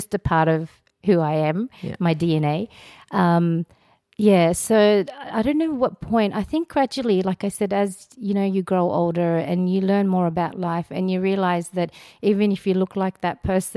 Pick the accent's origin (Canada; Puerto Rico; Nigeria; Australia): Australia; also born or lived in Afghanistan; I was born in Afghanistan, but I associate more with Australia than I do with Afghanistan